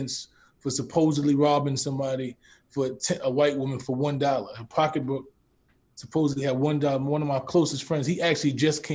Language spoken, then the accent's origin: English; New York City, New York, United States; born and raised in the Bronx